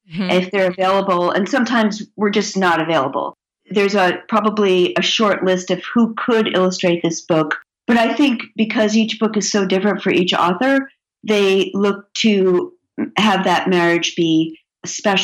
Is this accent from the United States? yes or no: yes; New Jersey, United States; I grew up in New Jersey, where we were on our bicycles all day and played kick the can at night.